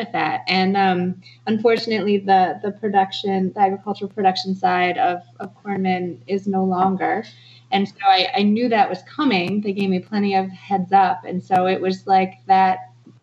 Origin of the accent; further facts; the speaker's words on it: Ann Arbor, Michigan, United States; moved away; also born or lived in New Hampshire; I grew up in Ann Arbor